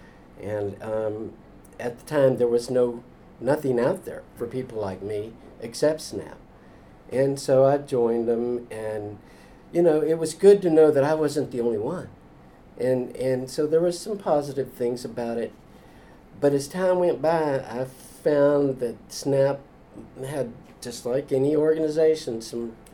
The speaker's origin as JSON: {"language": "English", "town": "Houston", "region": "Texas", "country": "United States", "tie": "born or raised there", "said": "I was born and raised in Houston."}